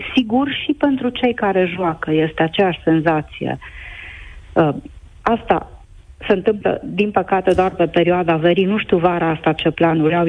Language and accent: Romanian; Zalău, Sălaj County, Romania; eu vă sunt din Zalău